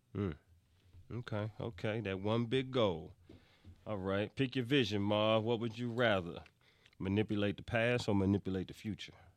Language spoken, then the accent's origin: English; New York, United States; I'm from New York